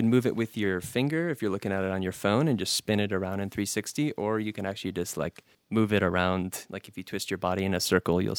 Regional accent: Detroit, Michigan, United States; I was noticing that a lot in my hometown of Detroit, where people come in and buy really cheap properties and make the neighborhoods too expensive to live in.

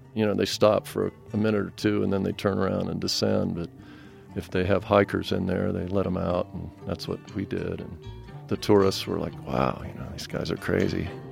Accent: Colorado Springs, Colorado, United States; moved away; was born and raised in Colorado Springs and went away for quite a long time and came back

